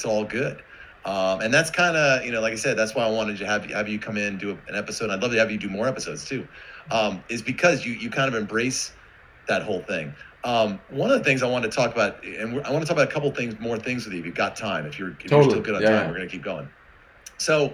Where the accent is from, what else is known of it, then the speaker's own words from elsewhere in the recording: Westchester County, New York, United States; I'm a kid from New York, from Westchester County.